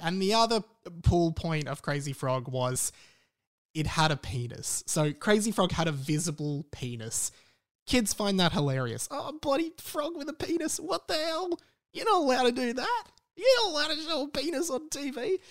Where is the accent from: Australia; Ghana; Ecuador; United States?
Australia; accent: Australian; my Australian accent.